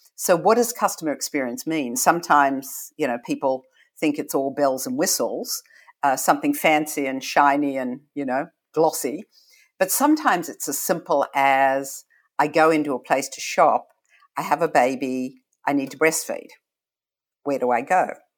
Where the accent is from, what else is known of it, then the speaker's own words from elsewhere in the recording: Australia; moved away as an adult; now in United States; when I grew up in Australia, and, you know, to be truly honest, I arrived here forty years ago, this last month